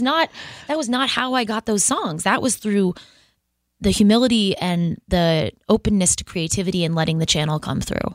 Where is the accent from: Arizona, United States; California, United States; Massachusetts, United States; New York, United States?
Massachusetts, United States; Boston; I'm from Boston